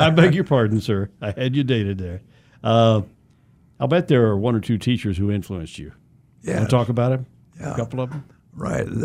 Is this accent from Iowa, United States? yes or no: yes; Monticello, Iowa, United States; moved away as an adult; now in Wichita, United States; That's right, a little town Monticello in eastern Iowa.